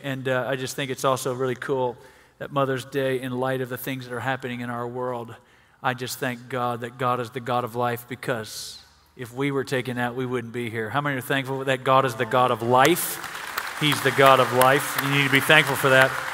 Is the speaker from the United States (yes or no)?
yes; Mississippi, United States; We're from Mississippi